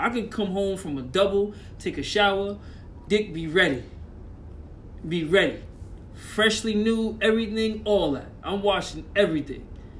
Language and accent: English; New York City, New York, United States; where I'm from, you know, of course the Boogie Down Bronx, which is they call it the Purge now for some reason